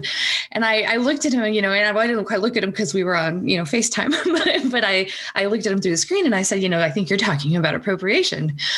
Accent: Texas, United States; I grew up in Texas.

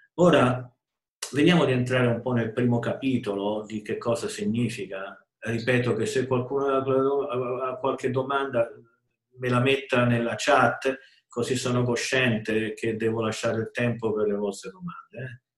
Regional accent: Rome, Lazio, Italy; sono nato e vissuto a Roma

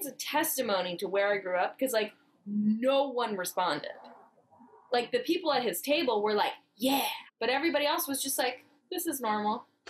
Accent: Fairfax, California, United States; now in Los Angeles, United States; I am from the bougie part of the Bay. I am from Fairfax, which is a hippie town in the middle of the bougie part of the Bay.

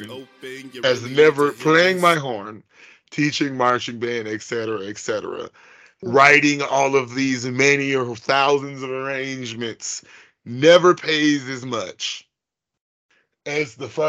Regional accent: Bellwood, Illinois, United States; I'm from Bellwood, Illinois, which is like 10 minutes outside of Chicago.

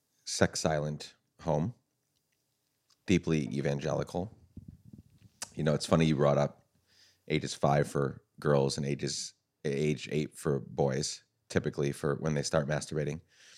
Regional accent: Guatemala; And I was a missionary kid growing up in Guatemala, so I had friends, but like they weren't talking about it.

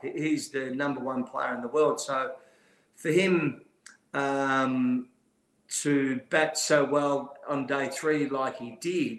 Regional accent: Queensland, Australia; I'm a Queenslander, so I'm a fan of Michael Nessa.

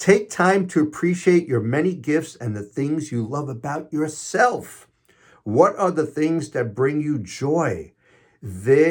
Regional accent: New York City, New York, United States; I'm from Queens, New York, so it's not talk, it's talk. And I drink coffee, not coffee, coffee

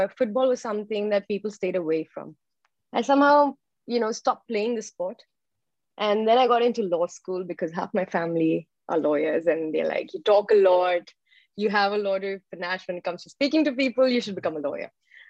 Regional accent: Saudi Arabia; So I grew up in Saudi Arabia. And my father is an engineer. And I spent most of my life in the Middle East.

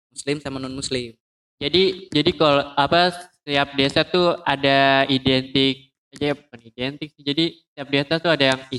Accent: East Nusa Tenggara, Indonesia; Eh lu mancing-mancing mendingan ke kampung gue.

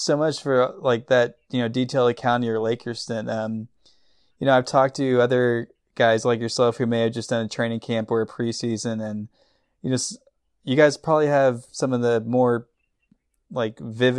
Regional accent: Dallas, Texas, United States; I'm born and raised in Dallas.

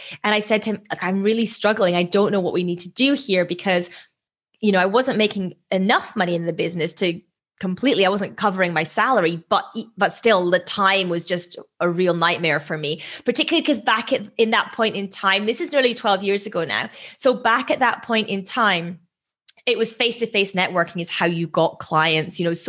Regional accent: Edinburgh, Scotland, United Kingdom; moved away as an adult; now in London, United Kingdom; So I moved from Edinburgh in Scotland to London to work in banking at that point.

